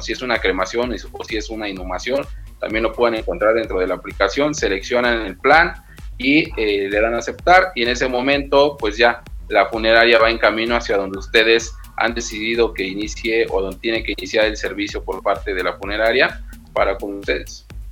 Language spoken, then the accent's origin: Spanish; Mexico City, Mexico; yo soy de aquí de Ciudad de México